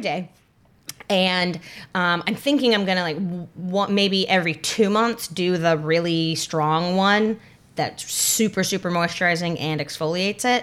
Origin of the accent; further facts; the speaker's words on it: North Carolina, United States; growing up in North Carolina